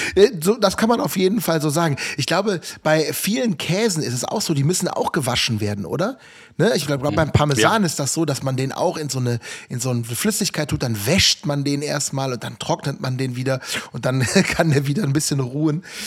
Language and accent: German; Rhineland, Germany; accent: Rhineland; Ich komme aus dem Rheinland, das hört man. Ne? Ich habe mit dem SCH so ein leichtes Problem.